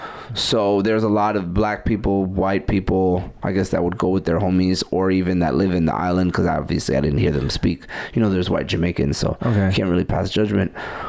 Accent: New York City, New York, United States; I'm from Brooklyn

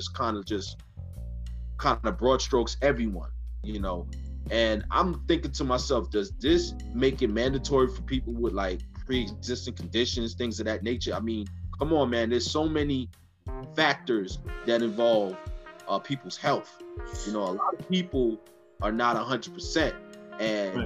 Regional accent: New York, United States; from the state of New York, we grew up in New York

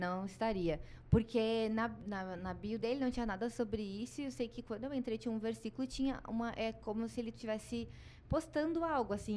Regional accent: Gaúcha, Rio Grande do Sul, Brazil; moved away; eu sou gaúcha, sou psicóloga.

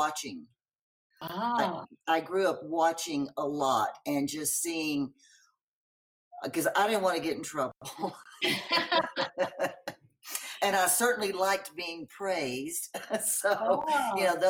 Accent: Longview, Texas, United States; I grew up in Longview, Texas

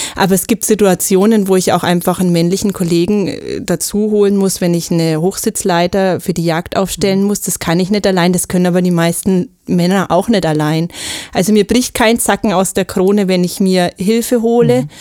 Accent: Franconia, Bavaria, Germany; moved away; ursprünglich eine Fränkin, deswegen schlägt mein Herz für den Club

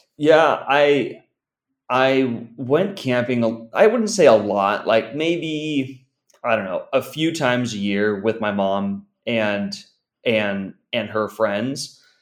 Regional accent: San Diego, California, United States; I'm originally from from San Diego, still living in in in San Diego

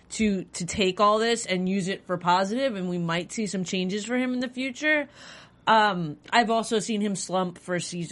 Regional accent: New Yorker, United States; As a New Yorker

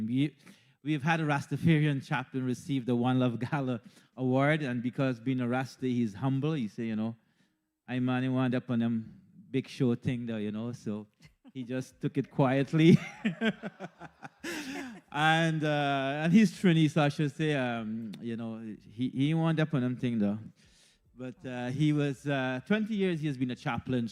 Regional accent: Guyana; moved away as an adult; also born or lived in India; now in Canada; I was born in Guyana, and to be brief, my education was at Queen's College in Guyana

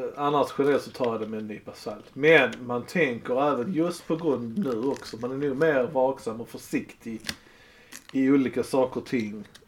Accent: Sweden; Vi är svenskar

